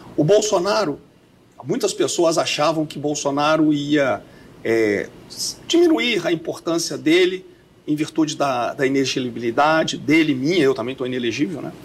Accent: Belo Horizonte, Minas Gerais, Brazil; moved away; eu sou mineiro aqui de Belo Horizonte, né? nascido e criado na floresta.

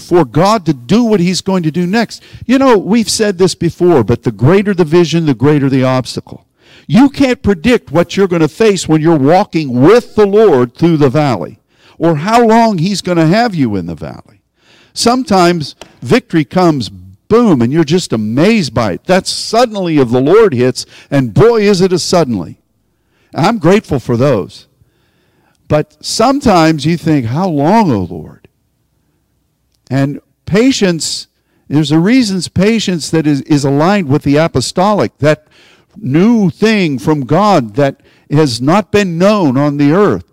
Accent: Pittsburgh, Pennsylvania, United States; I'm from Pittsburgh.

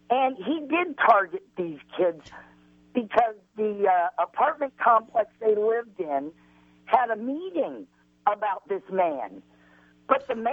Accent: Illinois, United States; also born or lived in North Carolina / Arizona / California / Colorado; I'm, I was raised in Illinois, but I've lived in North Carolina, in Raleigh. I've lived in Tucson. I've lived in uh, Victorville, California.

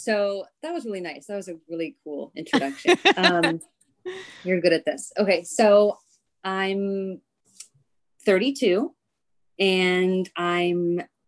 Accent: Oxnard, California, United States; born or raised there; moved away as an adult; now in near the Sierra Nevada, United States

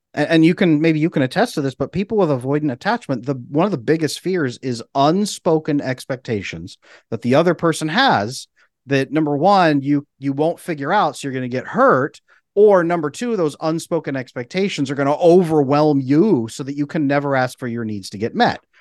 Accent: California, United States; I grew up in California

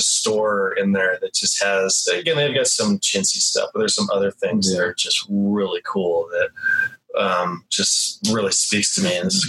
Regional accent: Pueblo, Colorado, United States; I grew up in Pueblo, Colorado, south of here.

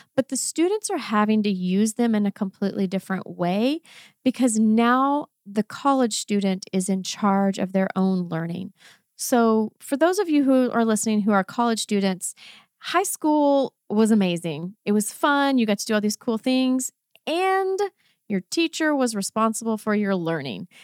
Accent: Texas, United States; accent: Texan; first language English; a Texan, Texan accent

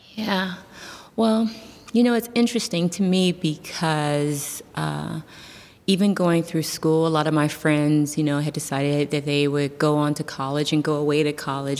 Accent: Youngstown, Ohio, United States; I am born and raised in Youngstown, Ohio.

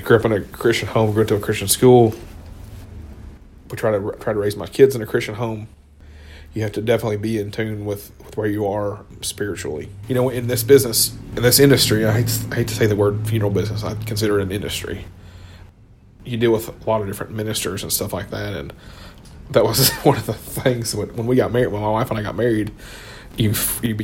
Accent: Hendersonville, Tennessee, United States; I grew up in Hendersonville

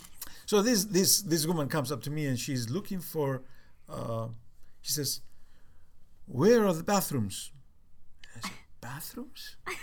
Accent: Cyprus; accent: Cypriot; also born or lived in United Kingdom; So within the next 3 months, you know, I kind of lost a lot of my British accent. My Cypriot accent is still in the background, but my English accent I kind

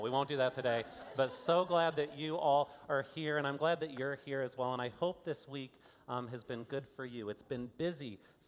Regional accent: Fort Wayne, Indiana, United States; now in Kansas City, United States; I am from Fort Wayne, Indiana

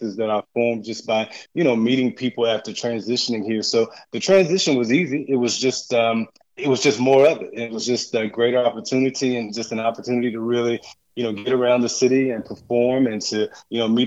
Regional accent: Virginia, United States; now in Atlanta, United States; I'm actually from Virginia. I grew up in Virginia and born and raised there

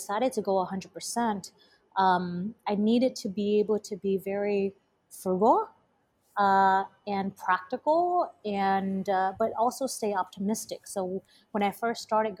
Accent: Texas, United States; moved away as an adult; also born or lived in Asia; now in California, United States; I'm originally from Texas

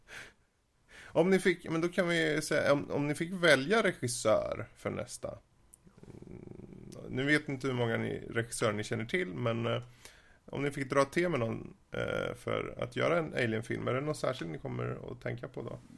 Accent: Sweden; jag är svensk

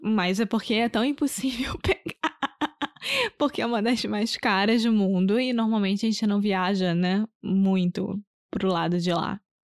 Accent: Rio de Janeiro, Brazil; first language Portuguese; Eu sou brasileira, carioca do Rio de Janeiro.

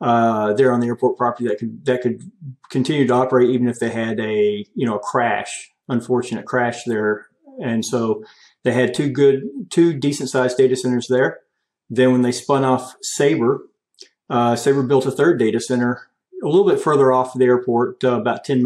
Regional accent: just north of Dallas, North Central Texas, United States; moved away as an adult; now in Tulsa, United States; I'm actually from Texas, North Central Texas, just north of Dallas

